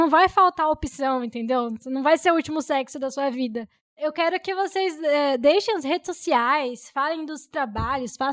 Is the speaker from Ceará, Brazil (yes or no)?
no; Cuiabá, Mato Grosso, Brazil